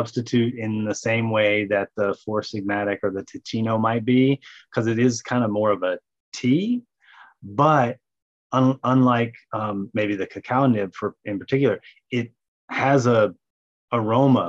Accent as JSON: {"language": "English", "region": "the South", "country": "United States", "tie": "born or raised there", "said": "I grew up in the South. We put chicory root in coffee"}